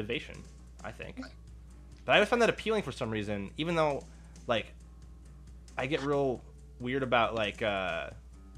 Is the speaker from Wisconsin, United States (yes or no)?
yes; Milwaukee, Wisconsin, United States; so like I'm from the Midwest. I'm from Milwaukee, Wisconsin